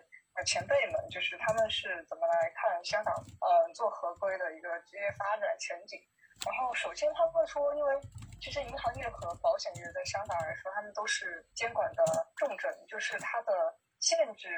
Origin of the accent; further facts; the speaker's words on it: Changchun, Jilin, China; also born or lived in Beijing; now in Changchun, China; 因为我老家是长春的，然后当时去了一线城市，